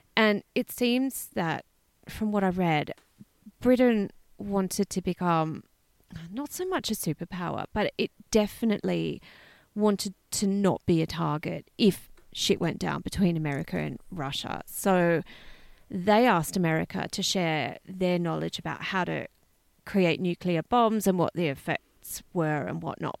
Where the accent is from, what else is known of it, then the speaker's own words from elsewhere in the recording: Australia; growing up in Australia